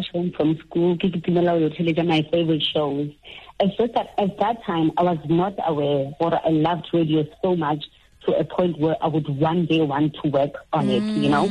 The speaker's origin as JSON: {"language": "English", "town": "Mokopane", "region": "Limpopo", "country": "South Africa", "said": "I am from Makulering. It's a township in Mokopane."}